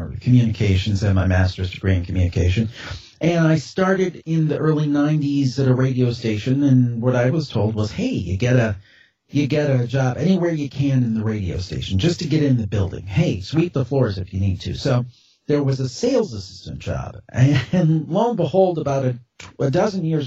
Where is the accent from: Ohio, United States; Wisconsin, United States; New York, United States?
Ohio, United States; Cleveland; I'm calling from Cleveland, Ohio